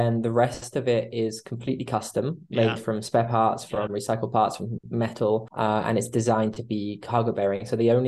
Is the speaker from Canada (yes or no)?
no; United Kingdom; I'm half British, half Italian, and I've grown up mostly in the UK